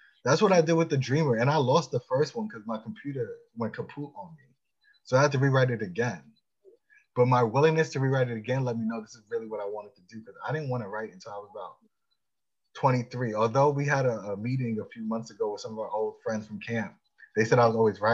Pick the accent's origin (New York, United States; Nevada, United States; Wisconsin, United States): New York, United States; Long Island; I grew up in Long Island